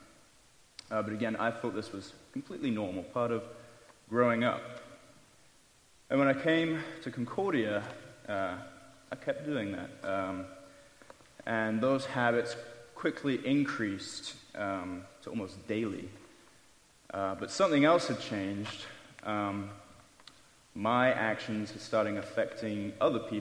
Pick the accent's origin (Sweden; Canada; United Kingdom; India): United Kingdom; England; moved away as an adult; I left that glorious country of England 3 years and 2 weeks ago to come here